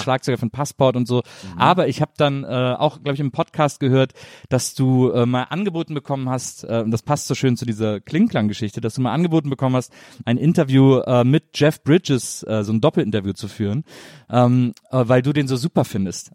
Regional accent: Wesseling, North Rhine-Westphalia, Germany; Ich komme aus Wesseling, zwischen Köln und Bonn.

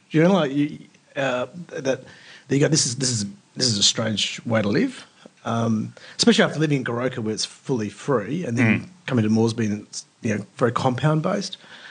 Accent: Perth, Western Australia, Australia; also born or lived in Papua New Guinea / India / Turkey; I was born in Perth, grew up in Papua New Guinea until basically mid-primary school, back to Perth.

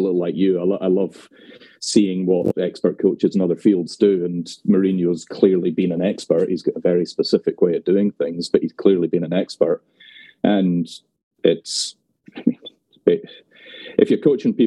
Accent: Glasgow, Scotland, United Kingdom; moved away as an adult; now in near London, United Kingdom; Originally from Glasgow, and I escaped nearly 24 years ago now. So I live just outside of London.

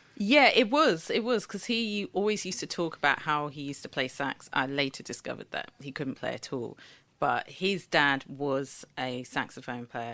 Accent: Eket, Akwa Ibom, Nigeria; the town where I was born in Nigeria, in Eke, and we are the Ibibio people

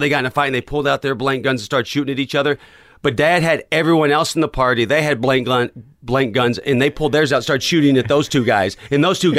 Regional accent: Knoxville, Tennessee, United States; South Knoxville, Tennessee.

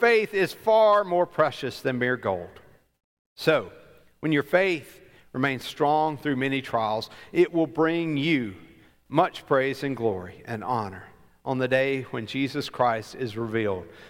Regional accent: Alabama, United States; I grew up in Alabama

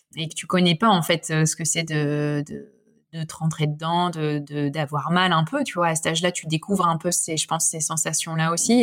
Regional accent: Lille, Hauts-de-France, France; moved away as an adult; now in Lyon, France; Je suis lilloise d'origine

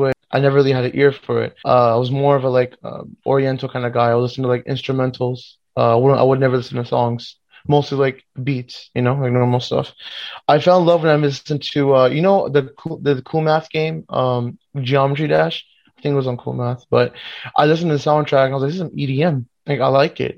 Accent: Miami, Florida, United States; I was actually born and raised in Miami, but my parents are from Pakistan, Lahore, the region of it, Punjab, our region

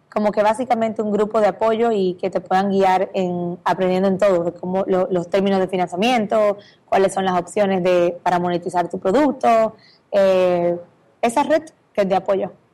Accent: Dominican Republic; moved away as an adult; now in Miami, United States; República Dominicana, de donde soy

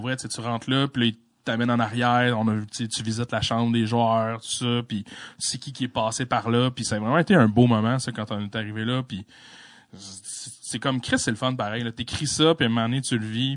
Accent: La Malbaie, Quebec, Canada; je suis né à la Malbaie

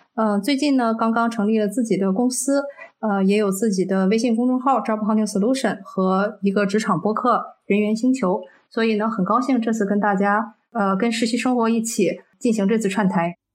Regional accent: China; 我们中国人在，中国人自己的这个大陆的这个五百强企业内很难去担任一个高管

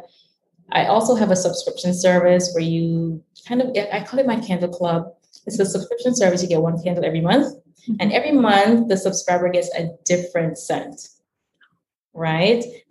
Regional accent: Jamaica; now in Washington, DC, United States; I was born in Jamaica, was born in the Caribbean

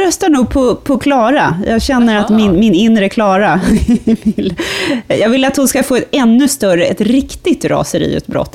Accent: Stockholm, Stockholm County, Sweden; som stockholmare

